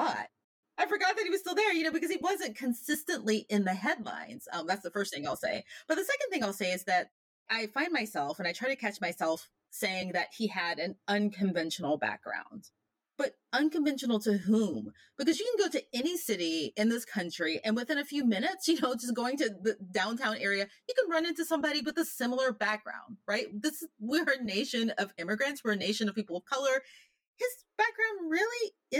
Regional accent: Memphis, Tennessee, United States; I grew up in Memphis, Tennessee, you know, where Martin Luther King was assassinated

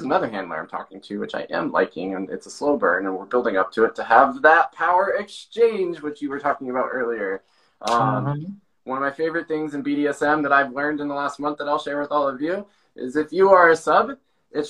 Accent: Montana, United States; moved away; coming from Montana

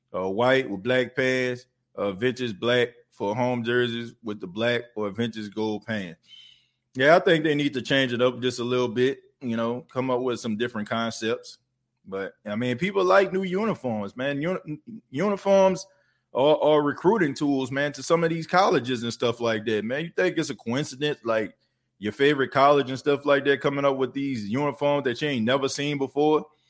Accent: New Orleans, Louisiana, United States; now in Myrtle Beach, United States; I'm New Orleans through and through. Uh, it ain't, it ain't nothing you can't tell me about the city of New Orleans. Like, that's my hometown.

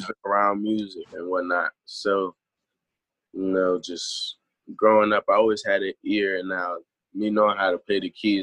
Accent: Prince George's County, Maryland, United States; I'm from Maryland

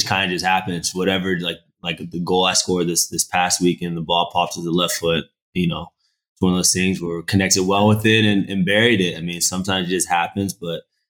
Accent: Texas, United States; I'm from Texas, man. Texas is American football country. So I grew up playing football, American football.

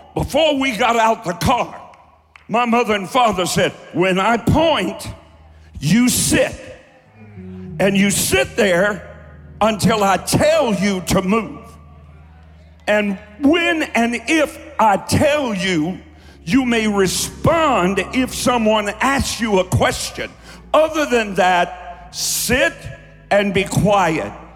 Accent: Kentucky, United States; also born or lived in Cleveland, Ohio; I'm from Kentucky

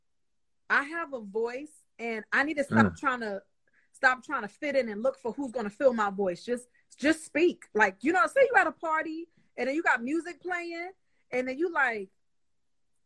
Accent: New York City, New York, United States; I'm from Harlem, New York, but I was born throughout the crack epidemic

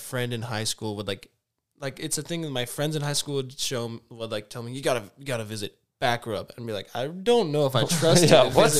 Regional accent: California, United States; in my hometown in California

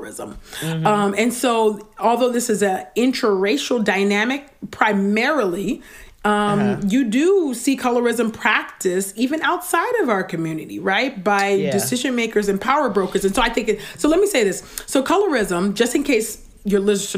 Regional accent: California, United States; a dark-skinned Black girl born and raised in California

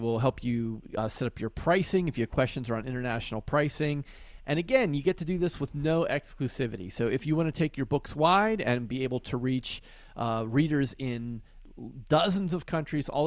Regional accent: Western Pennsylvania, United States; I grew up in Western PA

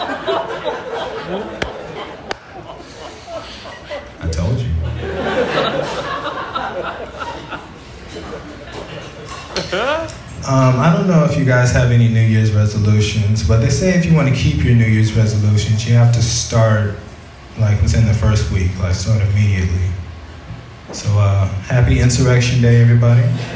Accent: Tyler, Texas, United States; now in Portland, United States; I'm originally from Tyler, Texas.

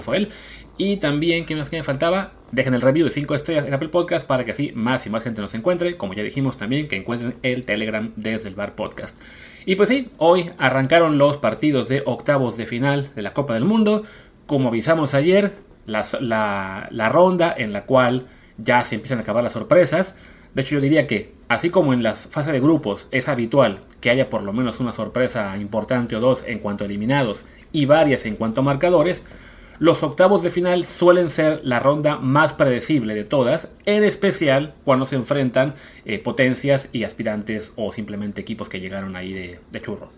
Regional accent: Mexico; como fan mexicano

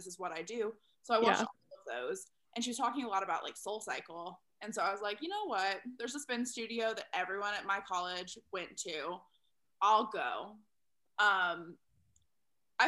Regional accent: Texas, United States; moved away; also born or lived in Chicago; I'm originally from Texas

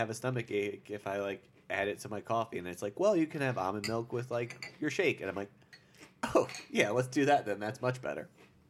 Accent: Long Island, New York, United States; Long Island.

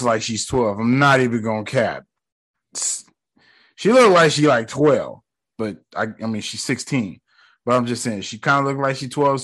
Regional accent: United States; I grew up in America

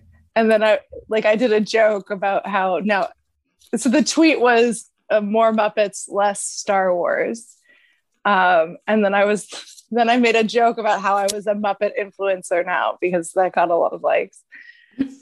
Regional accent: United States; we're American

